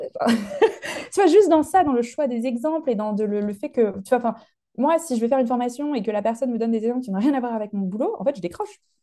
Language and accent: French; Lyon, Auvergne-Rhône-Alpes, France; now in United Kingdom; je viens de Lyon en France et j'habite au Royaume-Uni